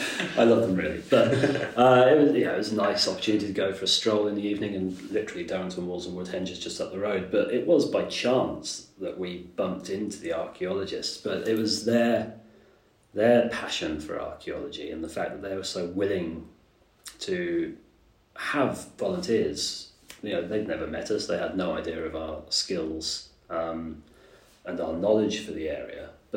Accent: Germany; The interest has, like I said, come from childhood and growing up in Germany in that 1980s

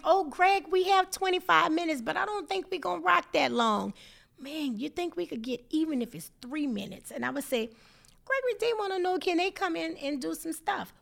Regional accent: New Orleans, Louisiana, United States; we were children, naturally New Orleans children.

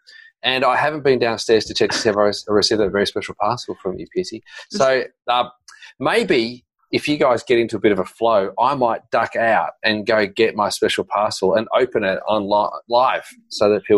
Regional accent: New Zealand; Kiwi. Notorious. Kiwi, you know, I sound very Australian.

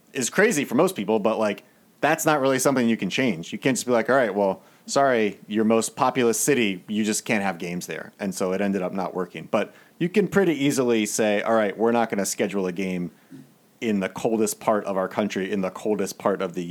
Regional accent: Maryland, United States; I grew up in Maryland.

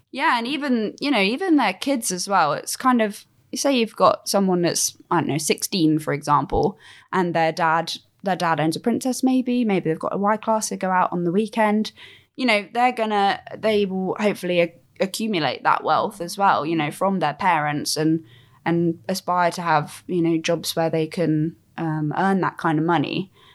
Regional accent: Cornwall, South West England, United Kingdom; I'm from Cornwall

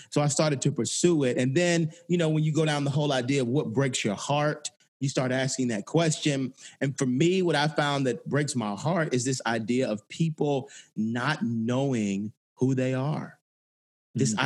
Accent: Atlanta, Georgia, United States; I grew up in Atlanta, um, right on Auburn Avenue

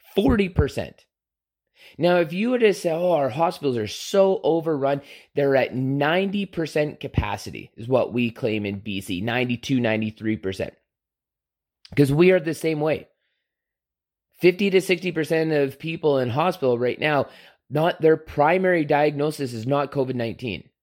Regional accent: Canada; being a Canadian

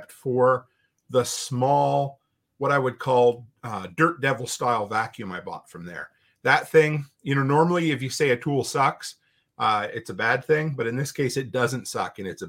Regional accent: Canada; I'm a Canadian

